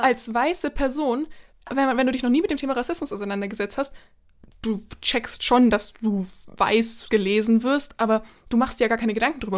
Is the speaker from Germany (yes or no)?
yes; Germany; also born or lived in United States; natürlich bin ich Deutsche